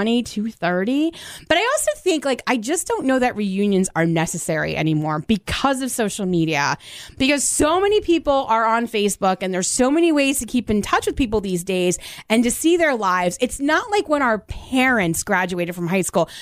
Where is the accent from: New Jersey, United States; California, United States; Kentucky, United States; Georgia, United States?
New Jersey, United States; I grew up in Central Jersey.